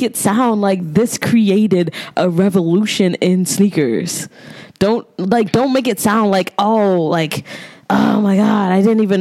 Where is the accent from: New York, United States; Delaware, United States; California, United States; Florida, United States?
New York, United States; New York City; I'm from Brooklyn